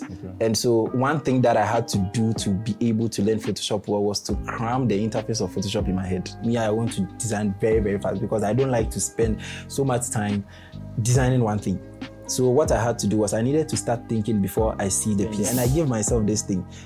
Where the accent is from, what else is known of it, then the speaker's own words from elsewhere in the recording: Ghana; I'm fully Ghanaian